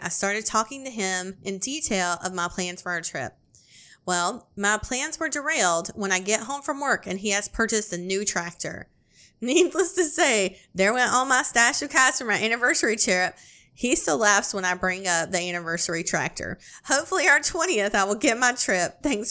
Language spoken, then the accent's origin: English; Iowa, United States; I'm from Iowa, and he is from Oklahoma